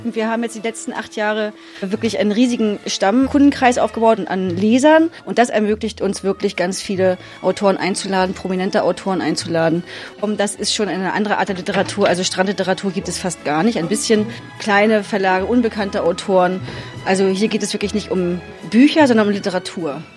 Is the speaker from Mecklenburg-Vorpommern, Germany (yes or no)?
yes; Ummanz, Mecklenburg-Vorpommern, Germany; ich bin ja hier auch geboren und aufgewachsen. Also meine Kindheit habe ich auf Ummanns verbracht